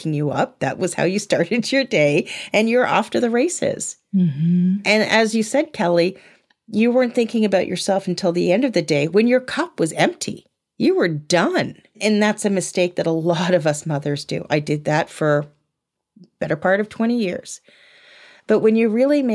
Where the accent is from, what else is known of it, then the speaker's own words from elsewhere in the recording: United Kingdom; I'm British